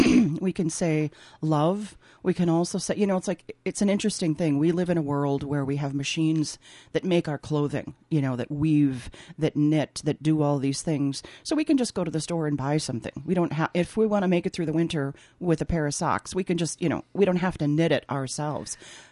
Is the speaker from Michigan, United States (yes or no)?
no; Minnesota, United States; accent: Minnesota; moved away as an adult; now in New York, United States; I'm in Minnesota now. Here comes my Minnesota accent.